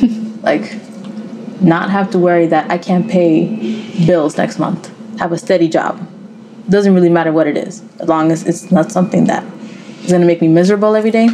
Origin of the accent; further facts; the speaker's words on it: New York City, New York, United States; I grew up in Washington Heights in Upper Manhattan.